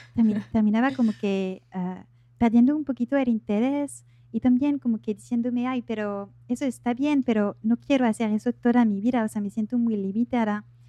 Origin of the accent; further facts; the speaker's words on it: France; accent: French; Spanish is a second language; now in Buenos Aires, Argentina; soy de Francia, soy francesa. Eh, por eso tengo un pequeño acento